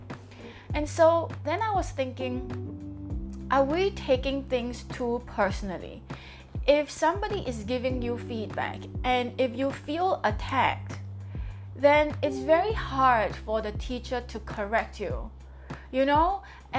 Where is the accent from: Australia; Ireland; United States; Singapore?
Singapore; I'm from Singapore and it is 8:44 in the morning now in Singapore.